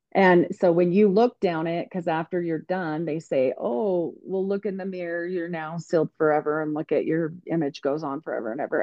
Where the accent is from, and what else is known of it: United States; born or raised there